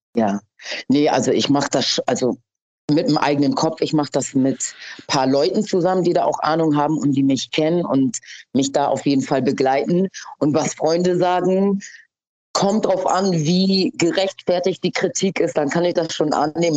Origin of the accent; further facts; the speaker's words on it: Hamburg, Germany; Ich bin in Hamm aufgewachsen, aber ich lebe jetzt in Schanzennähe